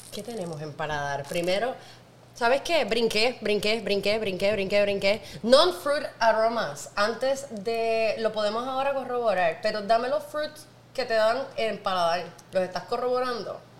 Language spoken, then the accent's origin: Spanish; Naranjito, Puerto Rico; Y no solo soy una jíbara de Puerto Rico, no, yo no soy de San Juan, yo soy de Naranjito